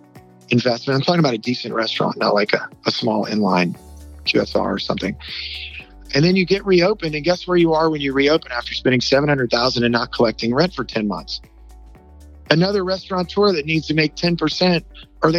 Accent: New Orleans, Louisiana, United States; moved away as an adult; now in Dallas, United States; I am from New Orleans, Louisiana. Very proud of that. Always thought I would probably head back there, but ended up at SMU

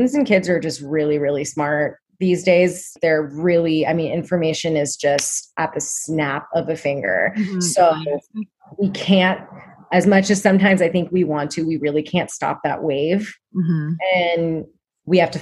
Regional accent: Oregon, United States; I'm from Oregon too

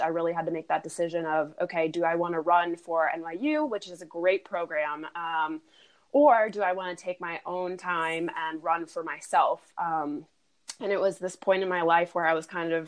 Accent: York, Pennsylvania, United States; moved away as an adult; also born or lived in Europe; I'm actually from Europe originally, but we grew up in a town called York, Pennsylvania.

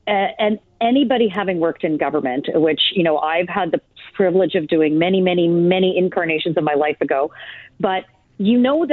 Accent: Canada; certainly entertaining, troubling as a Canadian

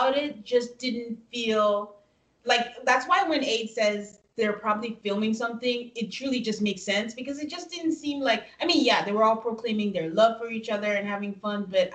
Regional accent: Nigeria; moved away; we're from Nigeria, so sometimes my brain thinks in different languages.

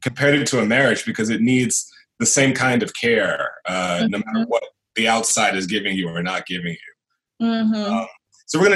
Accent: Houston, Texas, United States; I'm from Houston

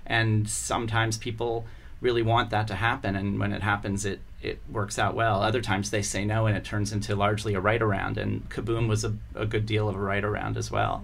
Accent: Columbia, Maryland, United States; also born or lived in Baltimore, Maryland; I was born in Baltimore, uh, and uh, my entire family's from Baltimore. But I grew up in the suburbs. When I was five, we moved to Columbia, Maryland.

